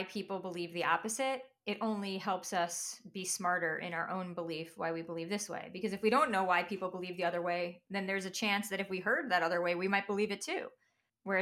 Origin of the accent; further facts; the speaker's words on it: Long Island, New York, United States; I grew up in Long Island